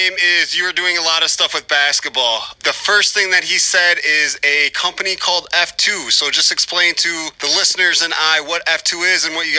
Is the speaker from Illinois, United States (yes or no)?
yes; Mendota, Illinois, United States; I'm actually in Mendota. That's where I went to high school.